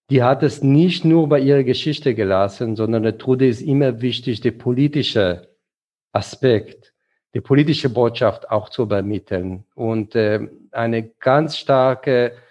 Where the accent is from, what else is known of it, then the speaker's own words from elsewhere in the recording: Frankfurt, Hesse, Germany; Bei politischer Bildung und dann als Frankfurter beziehe ich mich sehr gerne auf äh, Adorno und die Frankfurter Schule.